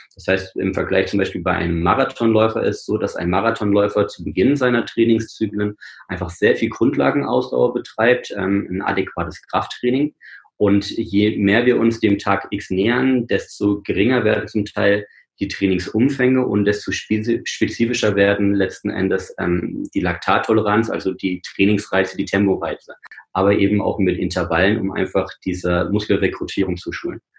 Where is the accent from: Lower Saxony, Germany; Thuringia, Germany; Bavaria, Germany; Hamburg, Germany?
Thuringia, Germany; Rennsteig; Also ich bin am Rennsteig geboren und aufgewachsen